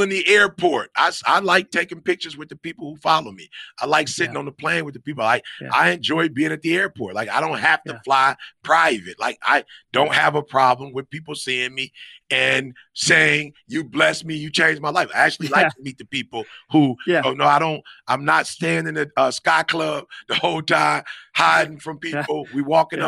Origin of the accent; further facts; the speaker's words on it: Detroit, Michigan, United States; now in Grand Ledge, United States; I'm from Detroit